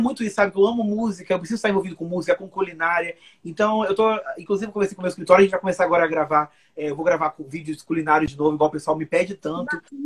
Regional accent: Rio de Janeiro, Brazil; also born or lived in Bahia; eu sou cariocaço, nem né? quando eu não sou carioca, eu sou baiano

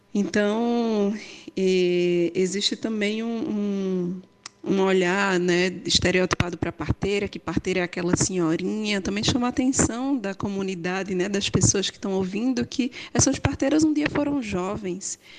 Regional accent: Juazeiro do Norte, Ceará, Brazil; Nasci em Juazeiro do Norte

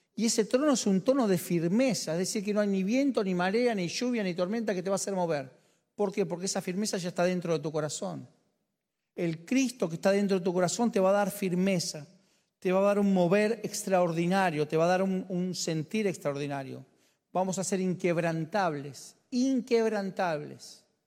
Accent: Argentina; Yo soy argentino

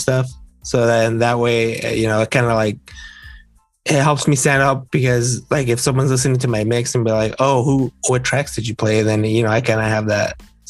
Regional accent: Southern California, United States; I'm from Southern California

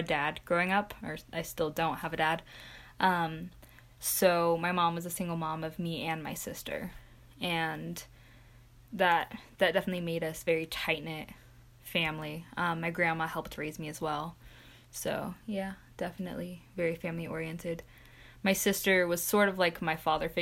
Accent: Centerville, Utah, United States; also born or lived in Bountiful, Utah; I am from Centerville, Utah

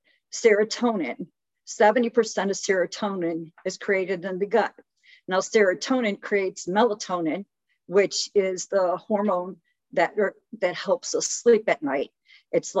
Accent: Chicago, Illinois, United States; I was born and raised in Chicago

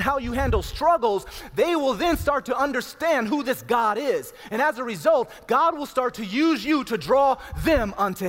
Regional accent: Cleveland, Ohio, United States; growing up in Cleveland, Ohio

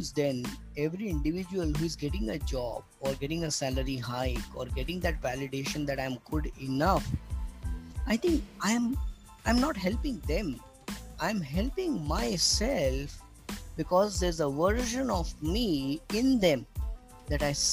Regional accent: Burhanpur, Madhya Pradesh, India; moved away as an adult; also born or lived in Mumbai; I traveled to my hometown, overnight journey from Mumbai to Burhanpur on the border of MP and Maharashtra

